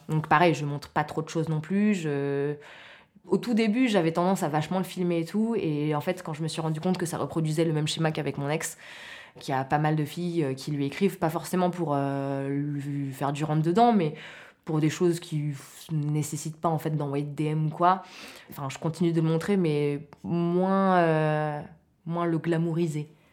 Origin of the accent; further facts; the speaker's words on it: Maurepas, near Trappes, Île-de-France, France; je viens de, je viens de Morpa, c'est une petite ville à côté de Trappes